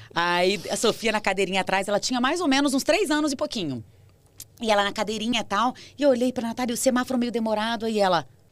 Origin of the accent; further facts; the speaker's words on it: Brasília, Federal District, Brazil; moved away as an adult; now in São Paulo, Brazil; Eu sou de Brasília, sou nascida lá